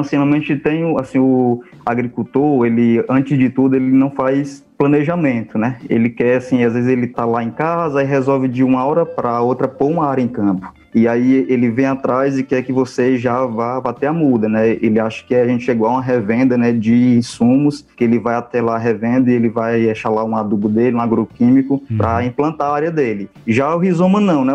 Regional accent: Russas, Ceará, Brazil; Eu sou de Russas, né? Eu era de um sítio

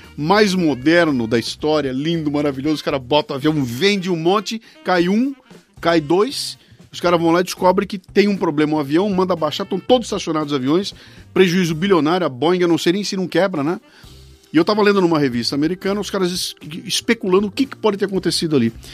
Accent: Brazil; eu como brasileiro

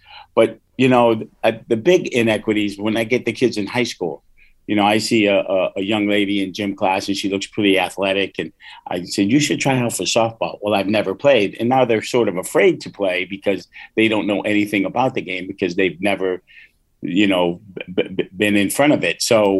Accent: Hartford, Connecticut, United States; when I grew up in Hartford, in the south end of Hartford.

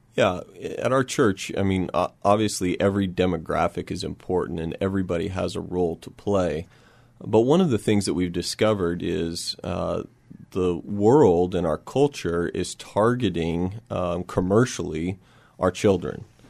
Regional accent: Oregon, United States; moved away as an adult; also born or lived in Spokane, Washington; now in San Antonio, United States; I grew up in Oregon

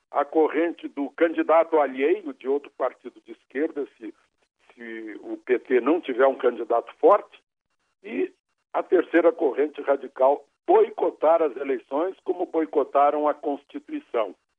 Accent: Rio Grande do Sul, Brazil; now in Brasília, Brazil; eu como gaúcho

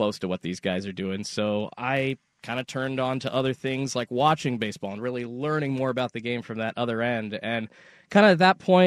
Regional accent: Salem, Oregon, United States; I'm from Salem, Oregon

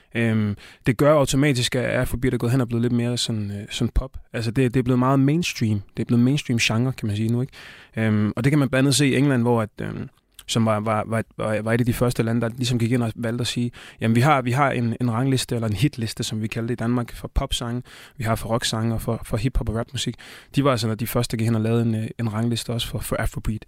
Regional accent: Tanzania; now in Denmark; er fra Østafrika, Tanzania, hvor jeg kommer fra

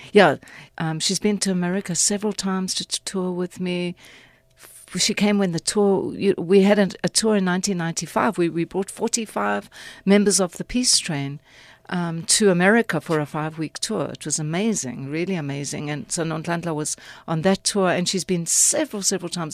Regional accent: Port Elizabeth, Eastern Cape, South Africa; moved away as an adult; also born or lived in Philadelphia, United States; now in United States; born and bred in PE

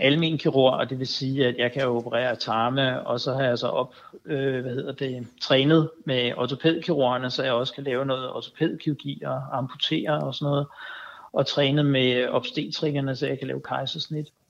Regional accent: Denmark; vi gør alene som danskere

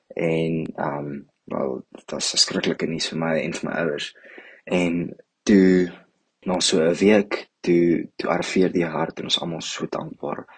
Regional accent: Johannesburg, Gauteng, South Africa; ek kom van Johannesburg af

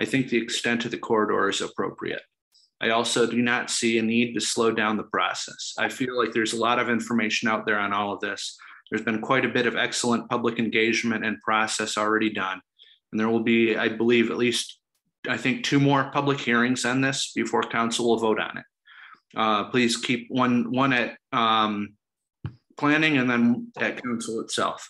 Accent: Ann Arbor, Michigan, United States; I grew up in Ann Arbor near the north end of the corridor

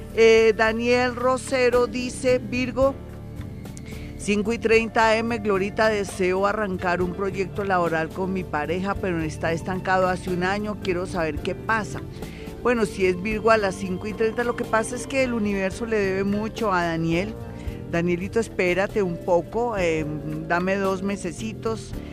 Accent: Colombia; nosotros somos colombianos, somos gente bonita

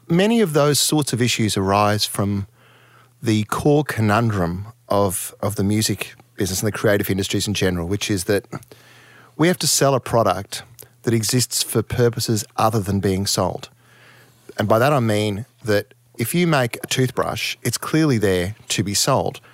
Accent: Townsville, Queensland, Australia; moved away; I was raised in Townsville in the, you know, in the seventies and, and early eighties

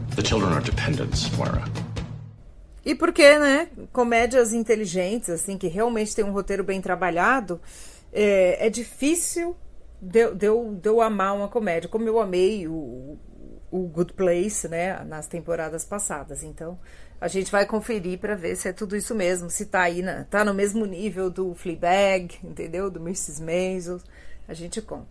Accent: Brazil; a gente é brasileiro e a gente está no país da novela

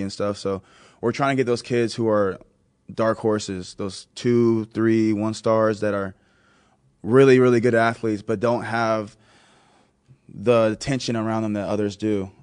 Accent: Texas, United States; now in Buffalo, United States; I am from Texas, I live in Buffalo

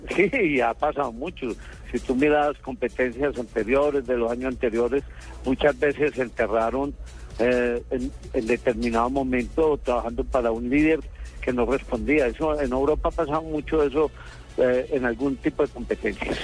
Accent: Colombia; Nosotros como colombianos

